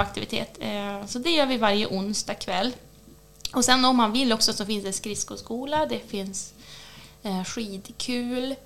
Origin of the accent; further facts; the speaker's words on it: Nyliden, Västernorrland County, Sweden; När jag växte upp i Nyliden också ovanför Björna